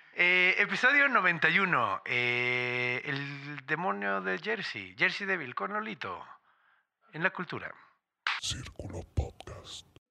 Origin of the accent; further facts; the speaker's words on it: Mexico City, Mexico; also born or lived in Juárez; Yo nací aquí y luego fui un rato para allá y luego me regresé